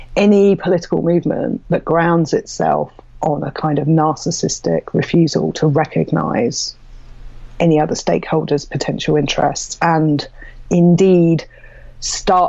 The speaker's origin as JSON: {"language": "English", "country": "United Kingdom"}